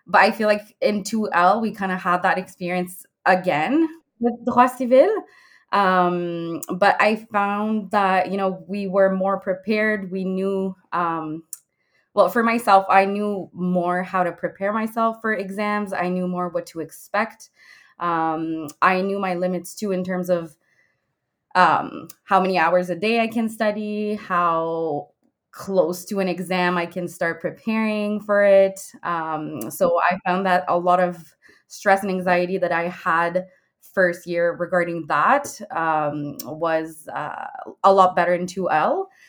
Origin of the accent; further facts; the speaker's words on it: Quebec, Canada; moved away as an adult; also born or lived in Ottawa; I'm from Quebec, so I did Cégep.